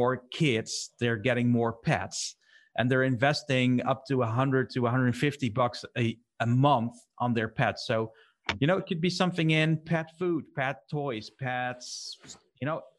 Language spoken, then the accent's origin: English; Netherlands; we're from the Netherlands